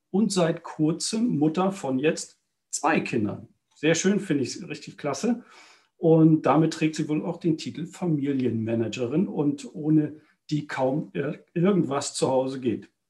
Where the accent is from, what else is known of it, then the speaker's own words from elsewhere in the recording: North Germany, Germany; War hier in der Nähe von Hamburg äh, dann groß geworden.